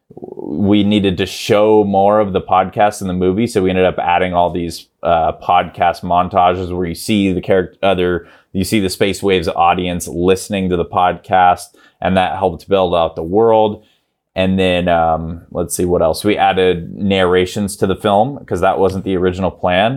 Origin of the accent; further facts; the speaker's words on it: Grass Valley, California, United States; Grass Valley, California, which is where I grew up